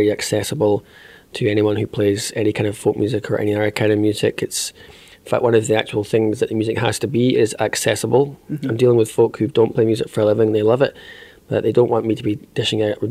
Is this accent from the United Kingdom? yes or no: yes; south side of Loch Ness, Scotland, United Kingdom; growing up, I'm from the south side of Loch Ness, so I'm not from Bremer